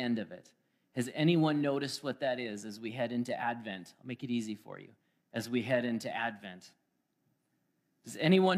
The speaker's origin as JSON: {"language": "English", "region": "Alberta", "country": "Canada", "moved": "as an adult", "lives_now": "Manitoba, Canada", "said": "That's how you know I'm from Alberta. I said, boy, howdy."}